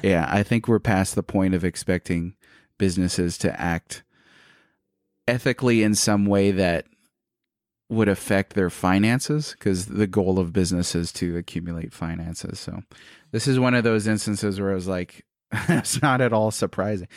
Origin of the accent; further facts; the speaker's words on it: Hawaii, United States; I'm Hawaiian